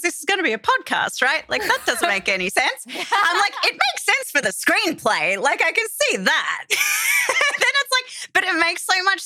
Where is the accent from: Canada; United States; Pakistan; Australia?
Australia; here in Australia in my hometown